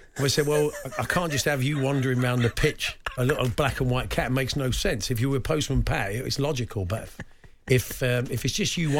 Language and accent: English; Argentina; that's because they haven't seen the pitches I used to play on with glass on it and dogs when I was a kid growing up in Argentina.